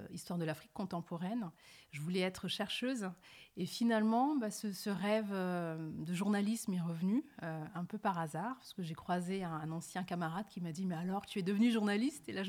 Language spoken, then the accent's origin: French; France; born there; also born or lived in Senegal / Mali / Gambia; Oui, je suis né née en France. D'accord. J'ai passé une partie de mon enfance entre le Sénégal, le Mali et la Gambie.